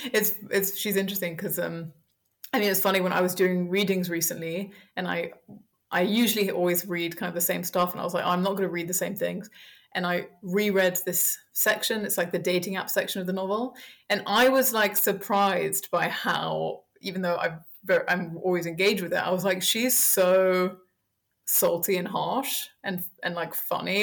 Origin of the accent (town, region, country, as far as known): Paris, Île-de-France, France; born or raised there; also born or lived in United States / Colombia / Belgium / Germany; now in London, United Kingdom